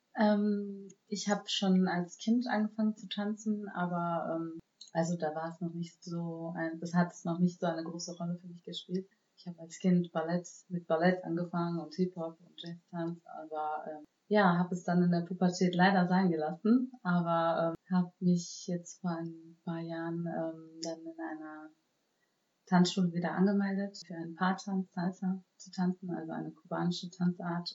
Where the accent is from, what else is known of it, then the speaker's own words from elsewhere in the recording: Germany; ich bin ja in Deutschland äh, geboren und aufgewachsen